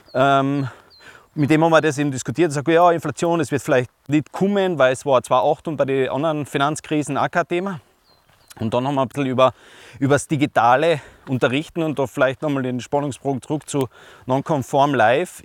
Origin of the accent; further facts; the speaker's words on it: East Tyrol, Austria; bei uns in Osttirol